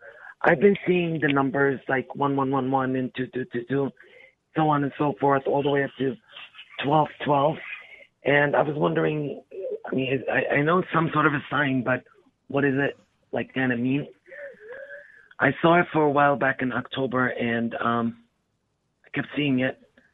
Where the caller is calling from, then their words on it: Michigan, United States; I'm calling from Michigan.